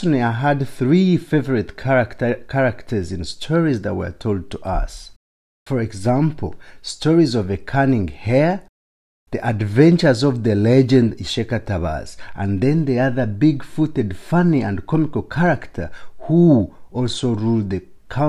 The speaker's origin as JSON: {"language": "English", "town": "Ishaka", "region": "Western Region", "country": "Uganda", "tie": "born or raised there", "said": "Growing up in Ishaka, a small town in southwestern Uganda"}